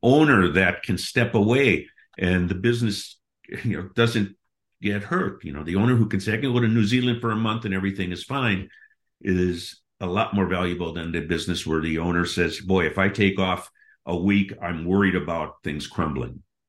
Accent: Milwaukee, Wisconsin, United States; moved away as an adult; also born or lived in Seattle; I grew up in Milwaukee, Wisconsin, went to Marquette University.

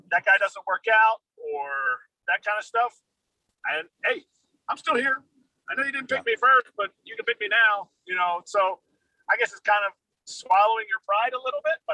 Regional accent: Philadelphia, Pennsylvania, United States; As a backup catcher, you know I'm from Philadelphia.

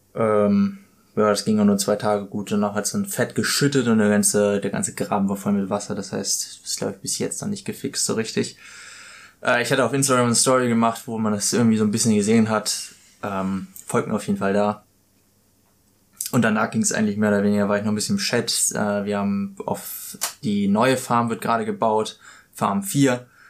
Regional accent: Germany; moved away as an adult; now in Australia; Für mich als Deutscher

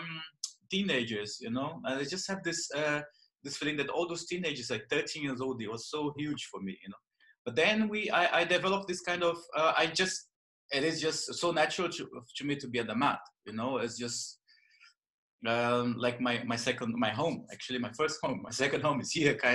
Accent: Belém, Pará, Brazil; English is a second language; moved away; as you can notice by my accent, I'm Brazilian, right? So I was born in the north of Brazil. Like my town is called Belém

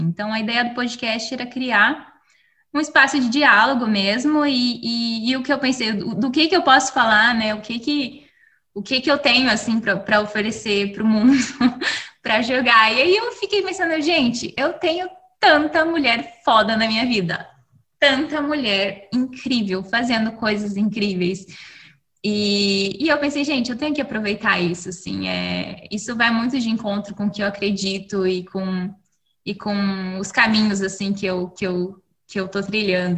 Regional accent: Curitiba, Paraná, Brazil; also born or lived in Rio de Janeiro; now in Seattle, United States; Eu sou curitibana, curitibana que não gosta de frio, é, que eu mudei para o Rio antes de vir para os Estados Unidos

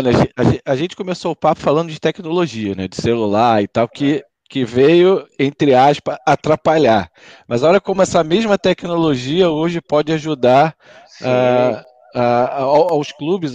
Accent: Rio de Janeiro, Brazil; a gente carioca, né? A gente sempre é, quer ver os times que a gente foi criado ali

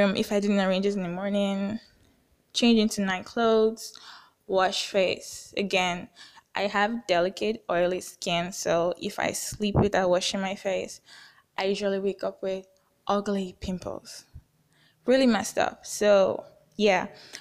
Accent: Nigeria; I'm from Nigeria, somewhere in West Africa

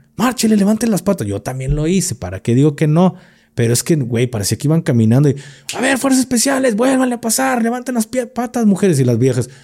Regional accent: Mexico; Como mexicano

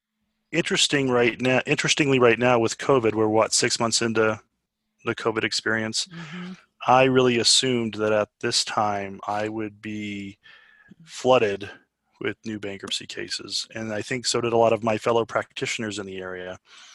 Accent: Aurora, Colorado, United States; I'm an Aurora kid.

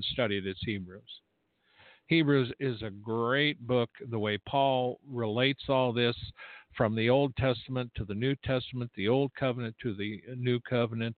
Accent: United States; I'm an American

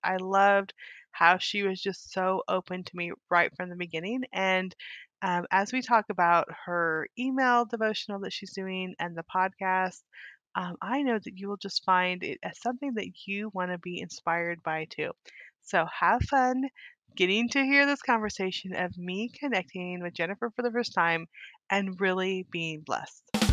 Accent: Weed, California, United States; I grew up in California, too

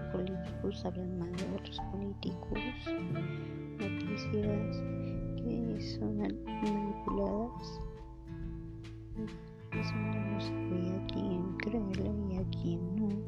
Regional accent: Mexico

